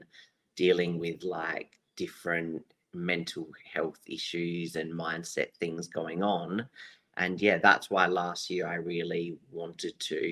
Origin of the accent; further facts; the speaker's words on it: Adelaide, South Australia, Australia; I'm from Adelaide, South Australia.